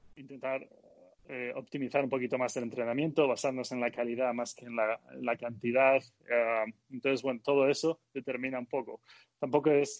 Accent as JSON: {"language": "Spanish", "region": "Galicia", "country": "Spain", "moved": "yes", "said": "y yo también soy gallego"}